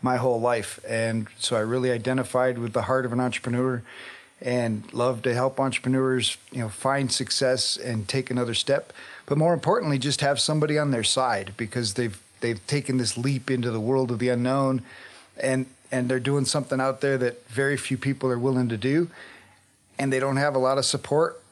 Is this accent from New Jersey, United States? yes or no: no; Colorado, United States; Yeah, so obviously I grew up here in Colorado